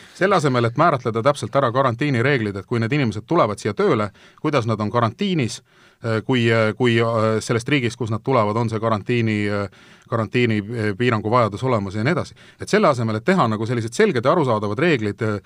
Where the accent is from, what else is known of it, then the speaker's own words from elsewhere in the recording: Estonia; ma olen Eestist